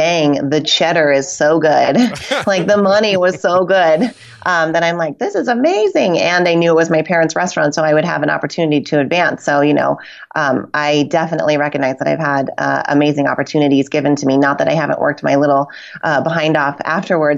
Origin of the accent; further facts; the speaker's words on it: Reno, Nevada, United States; Reno, Nevada, which is my hometown